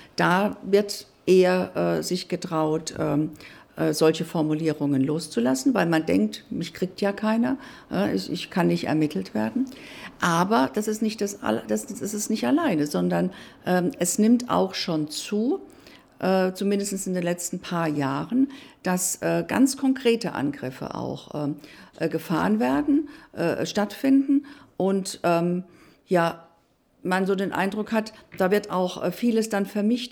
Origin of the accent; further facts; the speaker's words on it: Hesse, Germany; also born or lived in Berlin; bei mir in Hessen, in meinem Heimatland